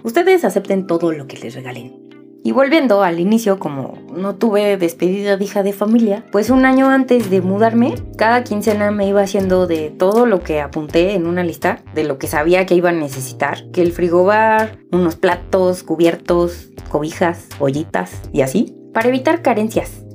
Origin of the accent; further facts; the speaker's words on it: Mexico; La primera vez que salí del nido, me fui de México un año